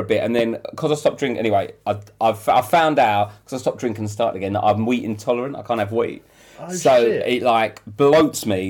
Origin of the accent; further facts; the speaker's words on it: London, United Kingdom; Mottingham, in South East London.